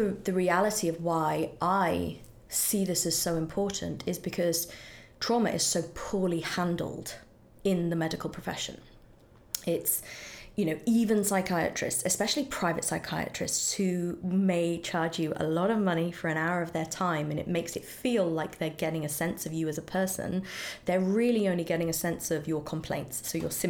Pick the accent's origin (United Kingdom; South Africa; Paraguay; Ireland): United Kingdom; now in United States; in Britain we have the NHS